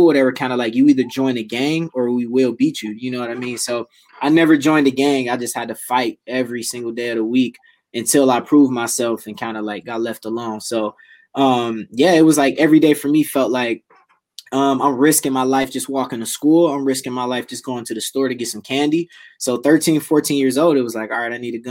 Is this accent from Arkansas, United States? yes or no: no; Detroit, Michigan, United States; born and raised Detroit, Michigan